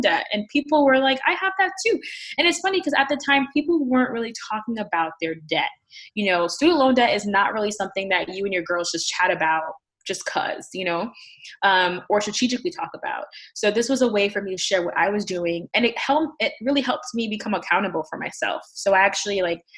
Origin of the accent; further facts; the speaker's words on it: New York City, New York, United States; moved away as an adult; now in Connecticut, United States; I am originally from the Bronx in New York City, and I moved out here after graduate school